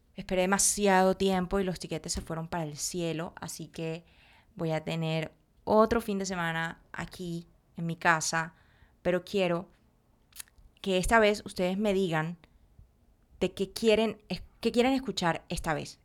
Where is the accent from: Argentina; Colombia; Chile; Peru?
Colombia; no soy de México, soy de Colombia, güey. Soy colombiana